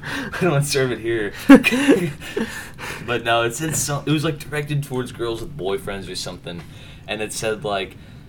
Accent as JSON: {"language": "English", "town": "Jasper", "country": "United States", "tie": "born or raised there", "said": "I was born right here in Jasper."}